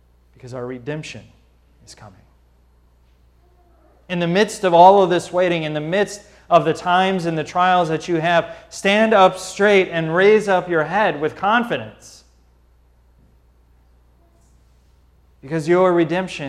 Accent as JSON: {"language": "English", "town": "St. Louis", "region": "Missouri", "country": "United States", "tie": "born or raised there", "said": "as a kid, growing up in Missouri"}